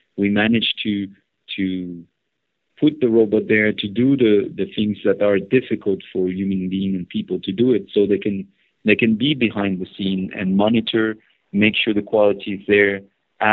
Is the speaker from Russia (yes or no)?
no; northeast France, France; I grew up in northeast part of France